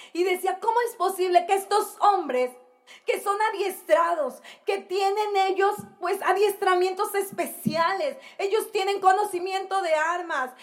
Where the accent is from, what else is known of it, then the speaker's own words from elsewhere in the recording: Mexico; como mexicanos